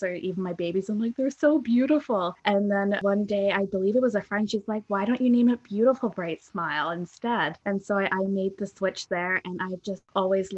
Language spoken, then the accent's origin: English; England, United Kingdom; now in Canada; I don't have a huge amount of family here in Canada. I'm originally from England